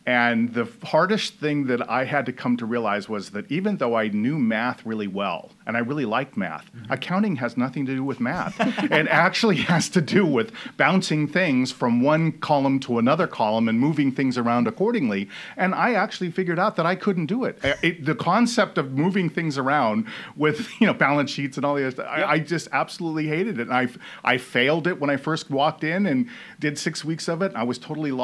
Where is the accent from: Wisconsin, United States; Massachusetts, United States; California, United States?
California, United States; Fresno; moved away as an adult; also born or lived in Sacramento, California; I moved to Fresno when I was 5 years old. And so, you know, all of the time that I grew up was always around Fresno and Clovis